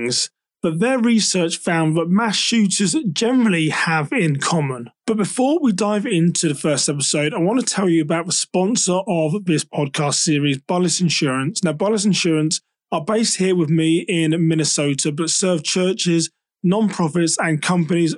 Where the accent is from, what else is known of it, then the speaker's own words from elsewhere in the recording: United Kingdom; me being a Brit